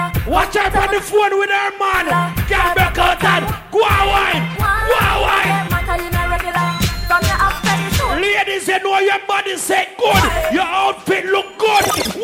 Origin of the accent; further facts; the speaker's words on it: Portmore, Saint Catherine, Jamaica; I'm from Portmore City, Cumberland to be exact